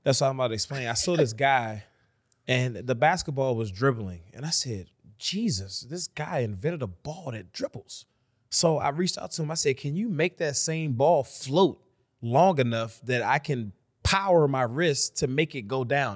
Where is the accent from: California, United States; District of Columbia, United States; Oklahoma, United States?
District of Columbia, United States; Washington; I'm from D C.